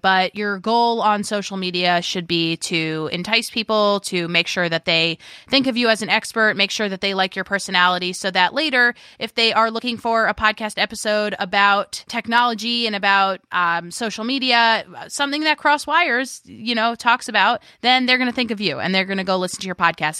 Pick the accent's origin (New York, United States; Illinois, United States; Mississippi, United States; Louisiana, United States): New York, United States; I am a New Yorker, and I love to talk over people